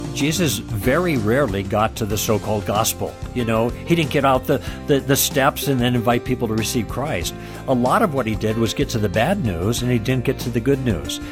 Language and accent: English; Midwest, United States; moved away; also born or lived in Los Angeles; I grew up in the Midwest